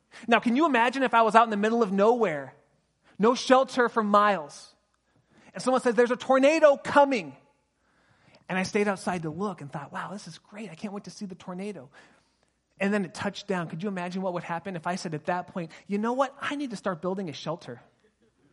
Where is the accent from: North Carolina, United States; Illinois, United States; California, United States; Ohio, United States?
California, United States; Pasadena; now in Sonoma County, United States; I grew up in Pasadena and now I live in Sonoma County